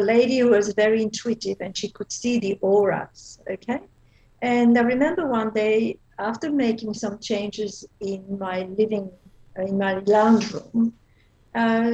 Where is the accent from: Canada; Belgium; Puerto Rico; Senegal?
Belgium; accent: Belgian; moved away as an adult; now in Australia; I used to live in Belgium. That's what my accent is from.